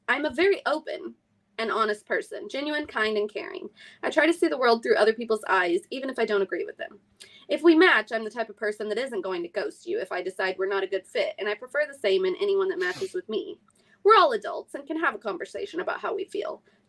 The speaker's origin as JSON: {"language": "English", "region": "California", "country": "United States", "tie": "born or raised there", "also_born_or_lived": "Midwest", "said": "I was raised in California and the Midwest."}